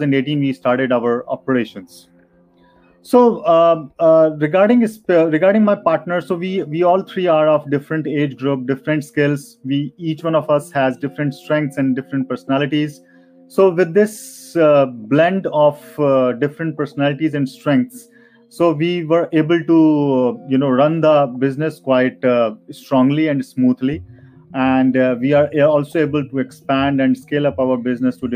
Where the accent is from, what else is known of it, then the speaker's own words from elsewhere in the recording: Noida, Uttar Pradesh, India; I'm from Noida, which is very near to New Delhi.